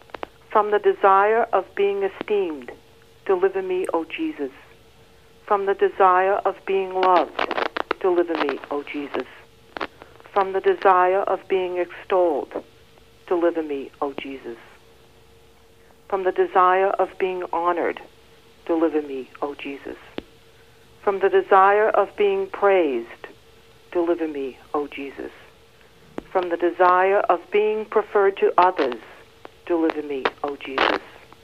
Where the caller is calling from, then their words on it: Worcester, Massachusetts, United States; Worcester, Massachusetts.